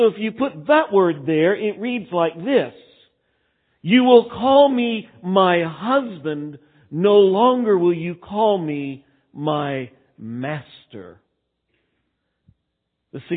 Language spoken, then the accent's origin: English; Texas, United States; moved away; I grew up in Texas and there it was Baal worship.